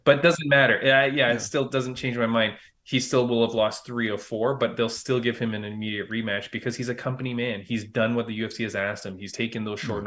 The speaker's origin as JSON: {"language": "English", "town": "Toronto", "region": "Ontario", "country": "Canada", "tie": "born or raised there", "said": "that's in Toronto. That's in my hometown"}